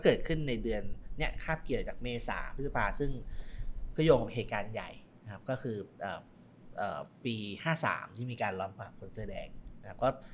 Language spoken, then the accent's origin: Thai; Udon Thani, Thailand; บ้านผมอยู่ที่อุดร